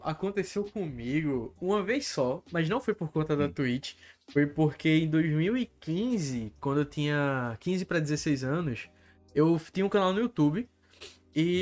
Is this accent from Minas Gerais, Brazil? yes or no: no; Alto da Bondade, Recife area, Pernambuco, Brazil; sou do Alto da Bondade